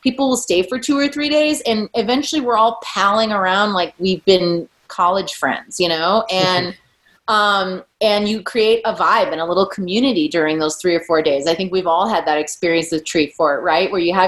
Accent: Midwest, United States; now in Boise, United States; I'm from the Midwest.

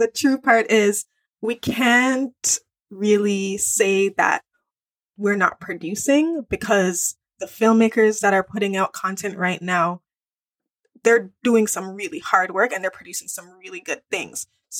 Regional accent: Jamaica; now in Toronto, Canada; I am a Jamaican girl. Yes, I live in Toronto

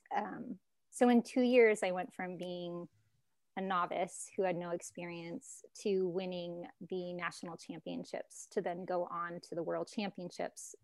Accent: Alaska, United States; moved away as an adult; also born or lived in California; I grew up in Alaska, moved to California, went to a community college.

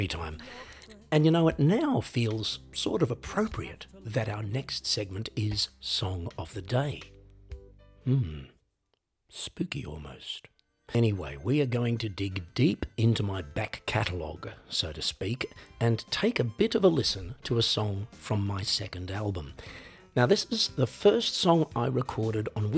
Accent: Australia; moved away as an adult; now in Europe; growing up in Australia

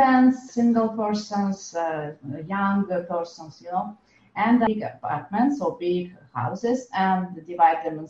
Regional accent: France; moved away; it's my home country.

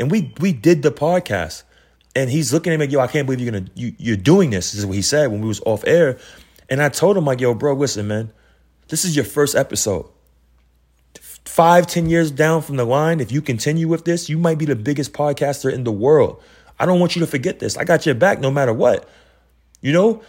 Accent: New York City, New York, United States; I come from Queens, New York

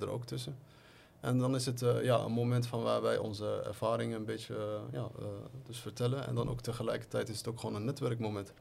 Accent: The Hague, South Holland, Netherlands; moved away as an adult; now in Morocco; ik ben geboren en getogen in Den Haag

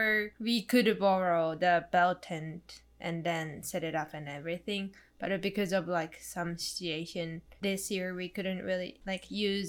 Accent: Tokyo, Japan; English is a second language; moved away as an adult; now in Los Angeles, United States; I was born there and then I was living around that area.

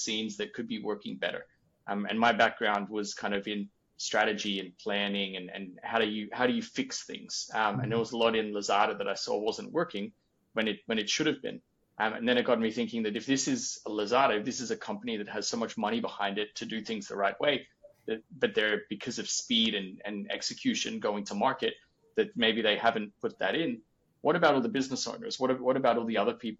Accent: Australia; moved away; being an Australian from basically the bottom of the world working with a Danish company

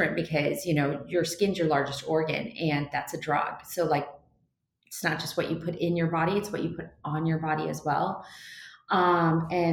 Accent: Seattle, Washington, United States; I'm from Seattle

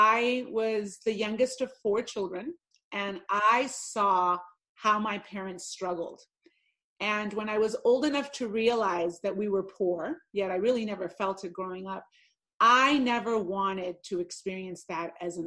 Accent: Los Angeles, California, United States; moved away as an adult; also born or lived in Puerto Rico / Mexico; now in Las Vegas, United States; I'm an Angeleno by heart, born and raised in Los Angeles, California

